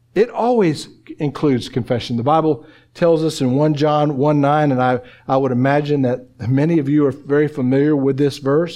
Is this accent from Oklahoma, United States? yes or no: yes; Oklahoma, United States; moved away; I'm from Oklahoma